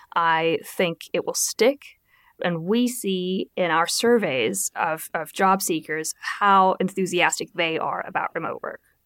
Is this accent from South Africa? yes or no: yes; South Africa; moved away; I come from from South Africa